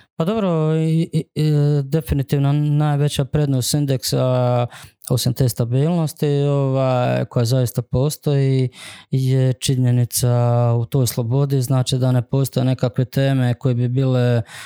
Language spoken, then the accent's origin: Croatian; Župa Dubrovačka, Dubrovnik-Neretva County, Croatia; zapravo iz Župe Dubrovačke, da, ali to je zapravo Dubrovnik